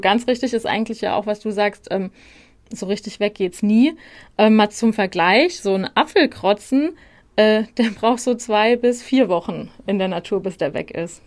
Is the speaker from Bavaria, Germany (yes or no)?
no; Darmstadt, Hesse, Germany; ich komme ja ursprünglich aus Darmstadt